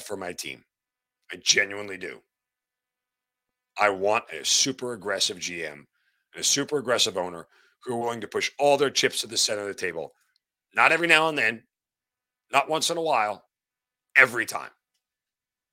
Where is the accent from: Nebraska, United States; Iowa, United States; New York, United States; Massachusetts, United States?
New York, United States; now in Atlanta, United States; Growing up in New York